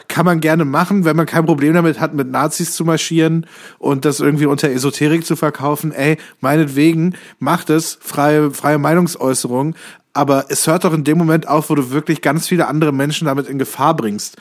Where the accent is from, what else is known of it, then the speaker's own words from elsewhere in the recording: Kassel, Hesse, Germany; moved away; in Kassel, meiner alten Heimatstadt